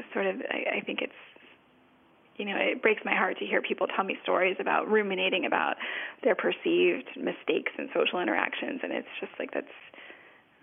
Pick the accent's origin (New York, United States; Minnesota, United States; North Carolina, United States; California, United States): California, United States; Los Angeles; I'm from Los Angeles